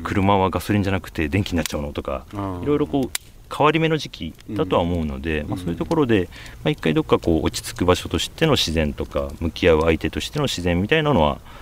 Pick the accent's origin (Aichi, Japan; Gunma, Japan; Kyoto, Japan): Aichi, Japan; Nagoya; also born or lived in Gifu Prefecture (paternal grandparents' farm); 愛知県生まれで、まあ、名古屋市の郊外で育ってたんですけど